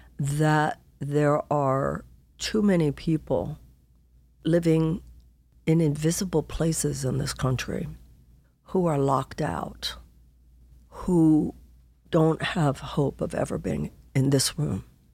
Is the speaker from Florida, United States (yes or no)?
no; Houston, Texas, United States; Well, I come from Houston, Texas.